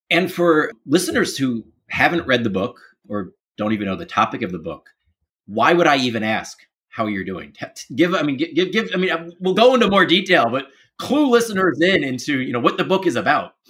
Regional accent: Baltimore, Maryland, United States; moved away; also born or lived in Capitol Hill, Washington, D.C.; I grew up in Baltimore

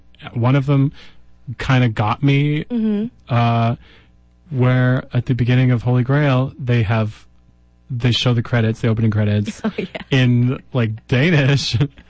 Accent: Ireland; But, yeah, as an Irish person, sometimes we don't take jokes very well.

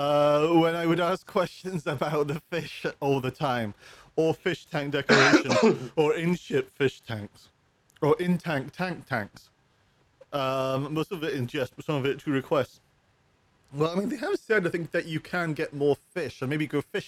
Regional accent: United Kingdom; I'm British

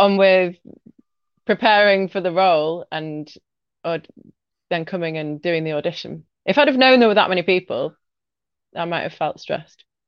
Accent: Leeds, Yorkshire and the Humber, United Kingdom; I'm from Leeds in the north of England

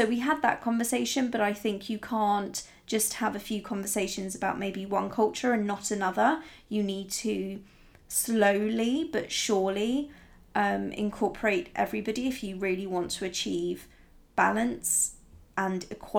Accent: Italy; But growing up in Italy, I remember I was the only blonde in my entire school, not just my class, but in my entire school. I was the only blonde, and I was the only one who was blue-eyed, and I was the only foreigner.

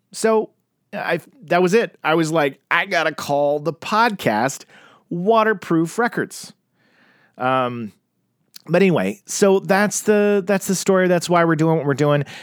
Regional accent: Tulsa, Oklahoma, United States; I grew up in Tulsa, Oklahoma, and I was in the Bible Belt

